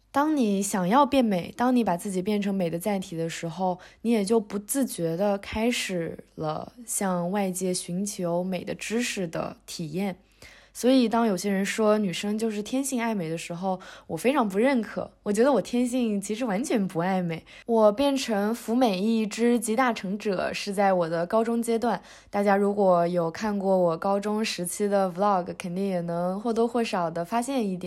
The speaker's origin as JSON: {"language": "Chinese", "region": "Northeast China", "country": "China", "moved": "yes", "said": "咱们东北人就是有一个喜欢鼓励多吃饭的传统"}